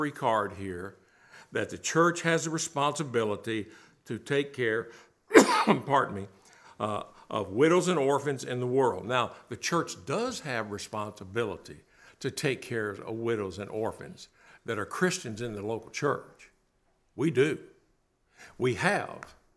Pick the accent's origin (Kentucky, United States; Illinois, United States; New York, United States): Kentucky, United States; Bowling Green; As a kid growing up in Bowling Green, Kentucky